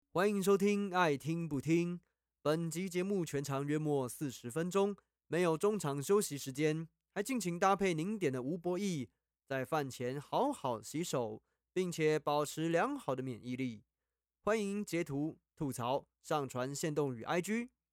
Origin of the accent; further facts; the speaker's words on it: Taiwan; 作为台湾人，我们要支持台湾的东西